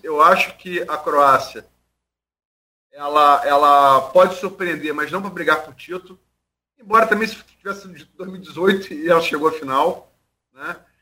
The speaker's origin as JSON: {"language": "Portuguese", "country": "Brazil", "said": "Sou brasileiro"}